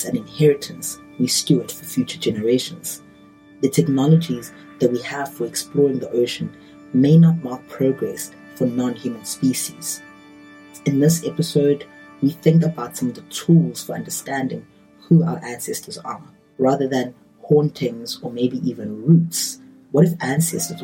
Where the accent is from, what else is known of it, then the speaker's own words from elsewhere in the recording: South Africa; as a South African